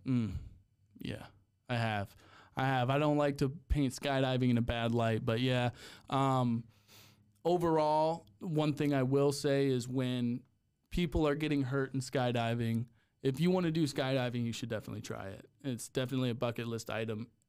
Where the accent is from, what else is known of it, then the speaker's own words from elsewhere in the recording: Cleveland, Ohio, United States; moved away as an adult; also born or lived in Texas; I'm from, I'm from Cleveland. So, Cleveland area